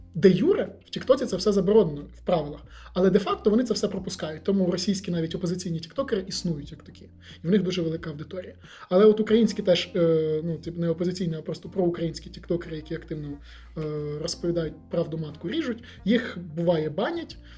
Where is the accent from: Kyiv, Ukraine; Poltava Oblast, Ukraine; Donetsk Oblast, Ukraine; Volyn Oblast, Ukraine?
Volyn Oblast, Ukraine; Я сам з Волині